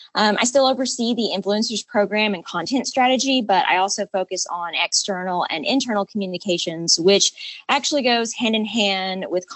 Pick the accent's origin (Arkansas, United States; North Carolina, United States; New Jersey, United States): Arkansas, United States; I'm from Arkansas originally, and I chose Lyon because it offered a tight-knit community while also being far enough away from my home and my parents.